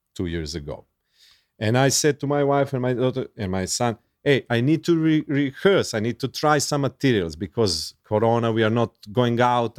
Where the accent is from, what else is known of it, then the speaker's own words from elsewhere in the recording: Serbia; English is a second language; I'm from Yugoslavia